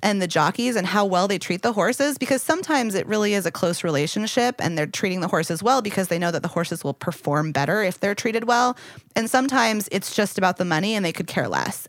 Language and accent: English; Louisville, Kentucky, United States; moved away; I grew up in Louisville and we don't like to talk about the rest of Kentucky